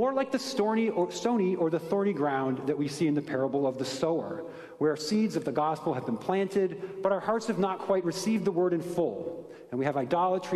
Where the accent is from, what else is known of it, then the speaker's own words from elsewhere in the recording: Ohio, United States; I'm from Ohio, but contrary to popular opinion, I did not grow up on a farm